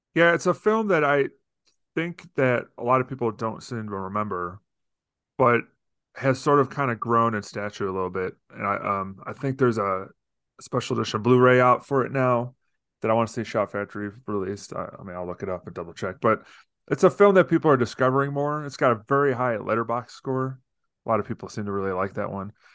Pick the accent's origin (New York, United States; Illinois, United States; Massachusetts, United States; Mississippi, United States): Illinois, United States; Deerfield; I grew up in Deerfield, Illinois, outside of Chicago